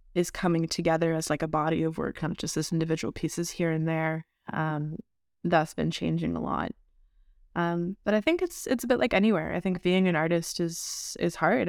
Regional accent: Montreal, Quebec, Canada; I'm from Montreal

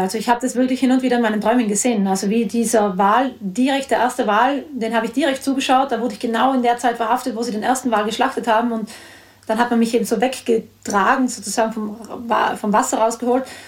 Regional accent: South Tyrol, Trentino-Alto Adige, Italy; ich bin ja selbst in Südtirol aufgewachsen

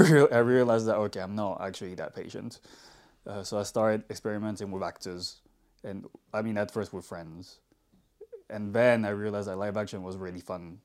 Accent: Paris, Île-de-France, France; moved away as an adult; also born or lived in London; I also really wanted to move out of France because I'm from Paris.

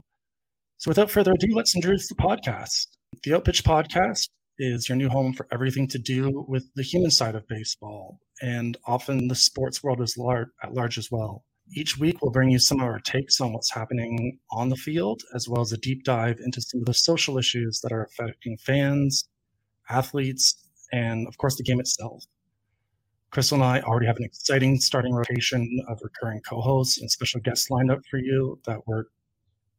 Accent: Canada; as a Canadian and Toronto Blue Jays fan

